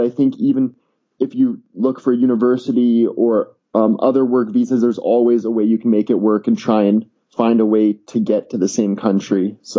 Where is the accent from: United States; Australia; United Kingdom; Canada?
Canada; I'm Canadian